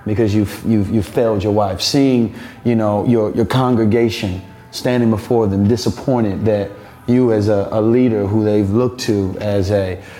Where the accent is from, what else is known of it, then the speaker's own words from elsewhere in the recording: United States; as an American